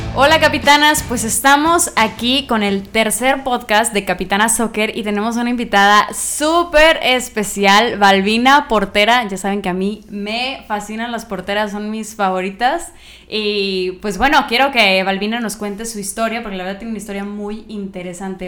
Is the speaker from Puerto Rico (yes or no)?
no; Sinaloa, Mexico; now in Monterrey, Mexico; yo no soy de aquí, soy de Sinaloa, pero llegar aquí a Monterrey